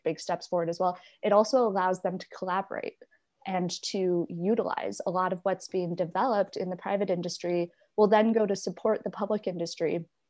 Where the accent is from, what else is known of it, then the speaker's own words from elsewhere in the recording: Ireland; people like me and those growing up in Ireland right now